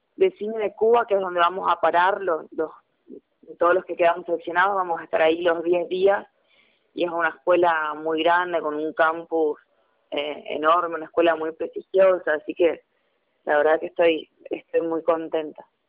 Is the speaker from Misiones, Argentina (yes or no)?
yes; Misiones, Argentina; yo soy la única argentina